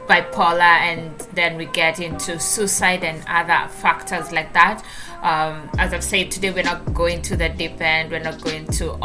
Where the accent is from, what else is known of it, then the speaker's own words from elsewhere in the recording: Kenya; moved away as an adult; now in Lancaster, United States; My new hometown, Kenya, remains my home country